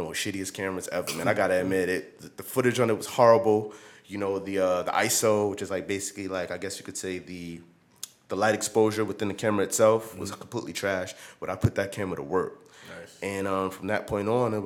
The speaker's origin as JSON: {"language": "English", "town": "New York City", "region": "New York", "country": "United States", "tie": "born or raised there", "said": "I'm from New York City, born and raised"}